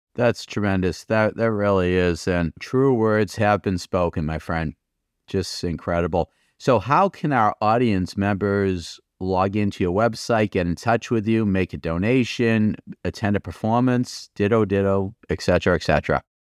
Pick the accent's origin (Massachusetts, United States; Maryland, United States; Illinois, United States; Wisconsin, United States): Massachusetts, United States; Malden; I'm born and brought up in Malden